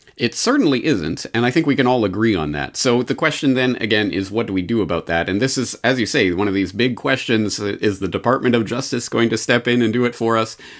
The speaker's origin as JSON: {"language": "English", "country": "Canada", "moved": "yes", "lives_now": "Japan", "said": "a Canadian living in Japan. When will I ever see my family in Canada again"}